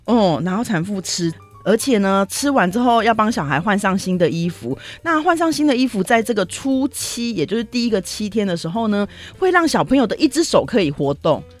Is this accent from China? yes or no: no; Taiwan